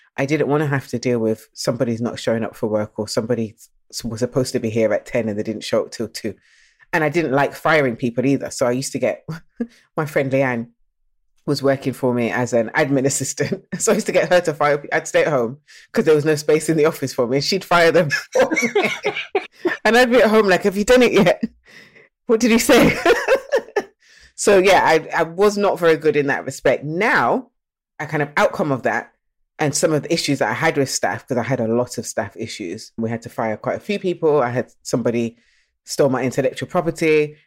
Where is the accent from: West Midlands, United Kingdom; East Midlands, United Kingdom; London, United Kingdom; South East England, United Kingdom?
East Midlands, United Kingdom; Nottingham; also born or lived in Birmingham; I was born in Birmingham, but I was actually raised in Nottingham